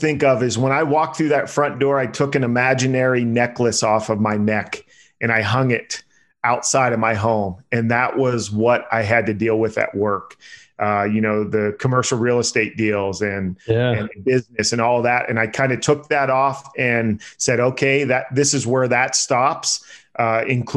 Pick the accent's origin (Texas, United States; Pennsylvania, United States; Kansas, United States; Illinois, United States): Pennsylvania, United States; now in Las Vegas, United States; I'm from Pennsylvania.